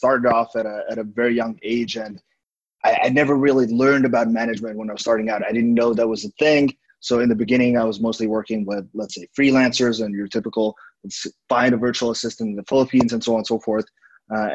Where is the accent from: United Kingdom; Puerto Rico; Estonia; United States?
Estonia; now in Vietnam; I'm originally from Estonia, currently living in Vietnam